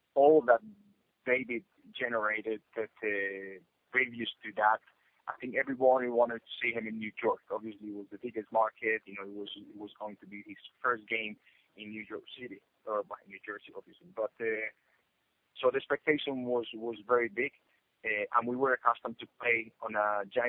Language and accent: English; Colombia; moved away as an adult; I came back, you know, for holidays back home, meaning Colombia